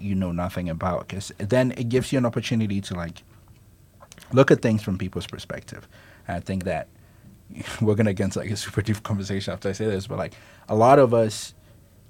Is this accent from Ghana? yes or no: yes; Kumasi, Ashanti, Ghana; now in Morgantown, United States; I'm also a city kid. I'm from Kumasi, Ghana.